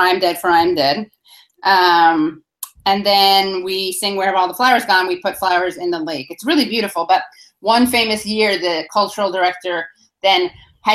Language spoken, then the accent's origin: English; New York City, New York, United States; when you're from New York City